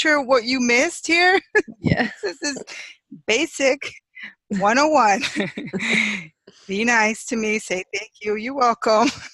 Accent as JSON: {"language": "English", "town": "Chicago", "region": "Illinois", "country": "United States", "moved": "as an adult", "lives_now": "Hawaii, United States", "said": "I'm originally from Chicago"}